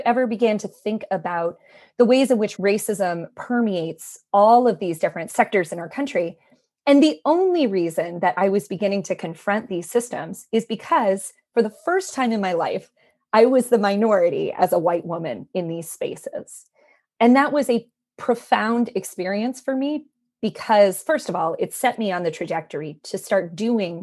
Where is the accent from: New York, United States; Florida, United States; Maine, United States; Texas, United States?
Maine, United States; I grew up in Maine, which is, you know, one of the whitest states in the union.